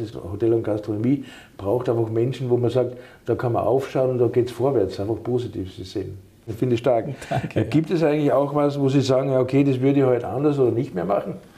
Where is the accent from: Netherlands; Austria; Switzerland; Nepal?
Austria; now in Germany; einen Migrationshintergrund haben, so wie ich, ich komme aus Österreich